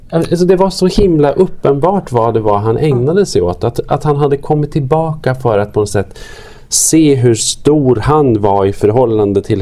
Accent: Arbrå, Gävleborg County, Sweden; Du vet att vi är från Arbro bägge två, jag och Peter

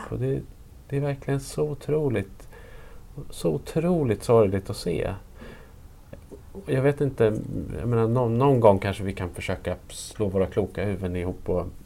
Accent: Norrland, Sweden; jag är ju född och uppvuxen i Norrland, så då är jag ju norrlänning.

